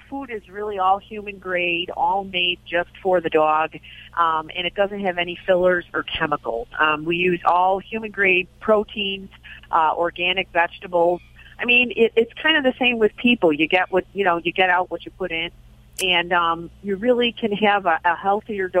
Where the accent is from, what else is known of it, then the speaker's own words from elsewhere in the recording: Chicago, Illinois, United States; I am Irish Catholic from the south side of Chicago